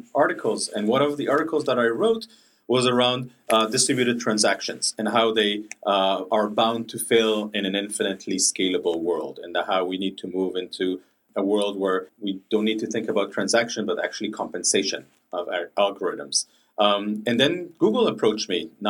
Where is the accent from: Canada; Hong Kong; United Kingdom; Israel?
Israel; moved away; I'm originally from Israel